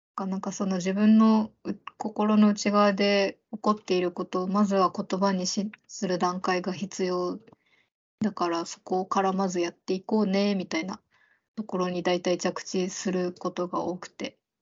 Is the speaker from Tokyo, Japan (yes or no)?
no; Okinawa, Japan; 沖縄出身なので